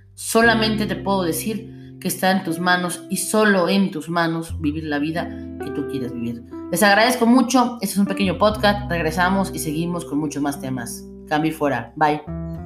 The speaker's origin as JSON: {"language": "Spanish", "country": "Mexico", "said": "todos somos ciudadanos mexicanos"}